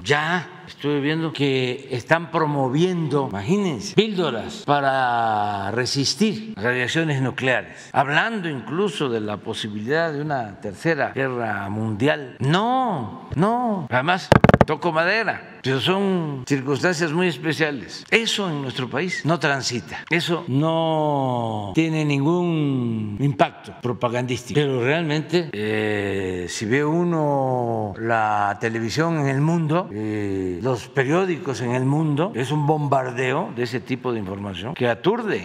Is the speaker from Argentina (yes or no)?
no; Mexico; soy representante del Estado mexicano